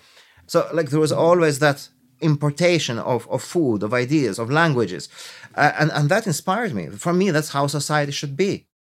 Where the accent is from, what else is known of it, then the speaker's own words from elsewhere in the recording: Greece; also born or lived in Tirana, Albania; now in Ireland; I am a chef. I was born in Albania. I was raised in Greece. And I've spent actually the longest part of my life in Ireland.